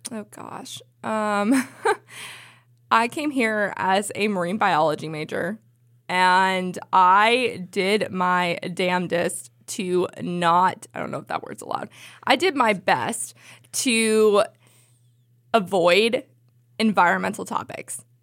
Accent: the Bay Area, California, United States; I'm from the Bay Area.

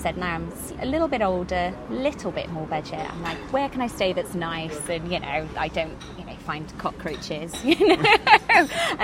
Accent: Cardiff, Wales, United Kingdom; I'm from Cardiff originally, and that's where I'm based now in between travels

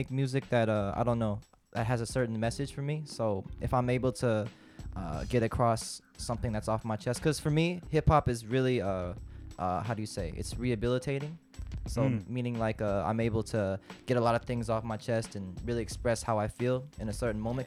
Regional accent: Vallejo, California, United States; also born or lived in Fairfield, California; San Francisco, California, the Bay Area. Yeah. To be more specific, probably on the outskirts, like around Vallejo.

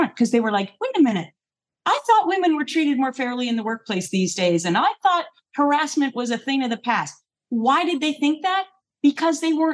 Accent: Minnesota, United States; moved away; I grew up in Minnesota

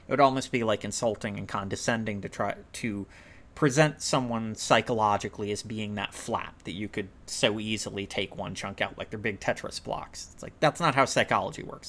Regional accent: United States; I'm white and from America

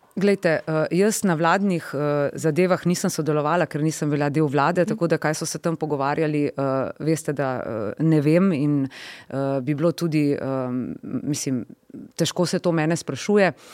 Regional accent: Slovenia; smo Slovenci

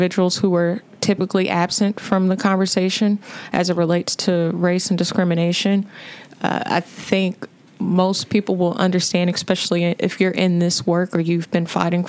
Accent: Louisville, Kentucky, United States; I'm born and raised in Louisville, went to the historic Central High School

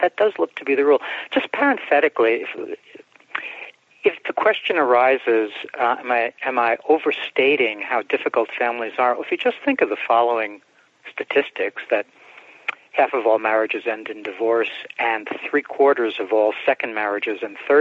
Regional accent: New York City, New York, United States; also born or lived in Bronx; my mom and I moved out to Brooklyn from the Bronx when I was about five or so

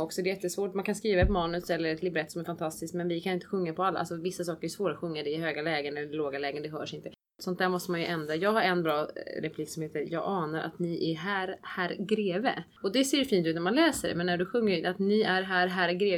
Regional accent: Switzerland; Swedish is a second language; moved away; jag själv inte är uppvuxen i Sverige och svenska är inte mitt absolut första språk. Jag är uppvuxen i Schweiz och kan tyska

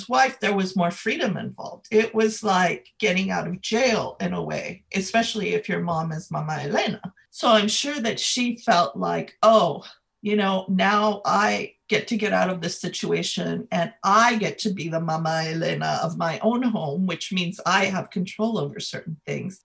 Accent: United States; I was born here in the United States. My mother is from Mexico.

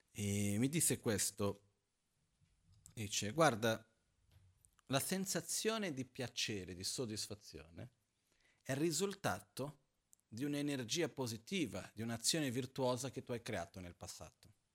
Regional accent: Brazil; moved away; quando ero ragazzino in Brasile, mi ricordo, avevo 10-11 anni

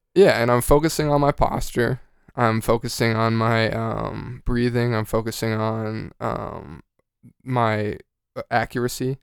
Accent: Georgia, United States; moved away; also born or lived in North Texas; I'm from Georgia

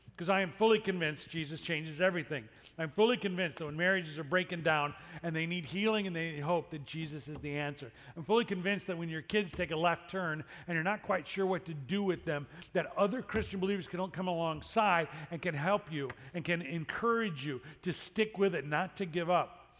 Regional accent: Chicago, Illinois, United States; growing up in Chicago

